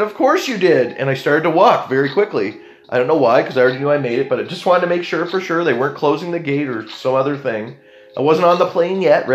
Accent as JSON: {"language": "English", "country": "Canada", "said": "I'm being very Canadian about it"}